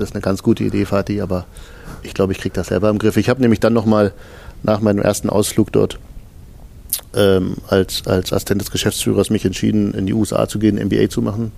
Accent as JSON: {"language": "German", "country": "Germany", "said": "in den neunzigern, da wo ich herkomme, äh, am Rande von Polen"}